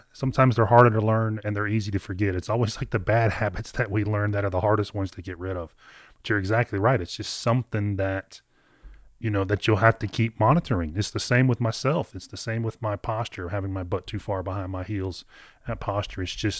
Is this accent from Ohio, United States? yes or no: no; Kentucky, United States; you're from Maine, I'm from Kentucky, but I think we had very similar lessons growing up.